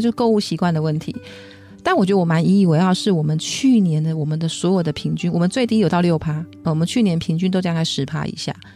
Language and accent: Chinese; Taiwan; 我们台湾人的脚